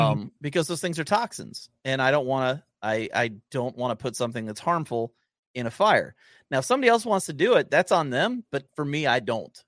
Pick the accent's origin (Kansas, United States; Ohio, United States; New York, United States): Ohio, United States; Southern; I grew up in Southern Ohio